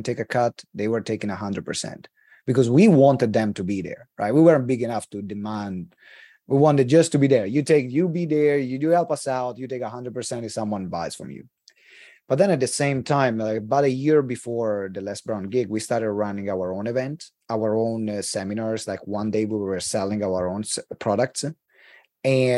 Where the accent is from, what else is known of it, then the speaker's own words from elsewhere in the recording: Italy; accent: Italian; English is a second language; moved away as an adult; also born or lived in United Kingdom; English is not my first language.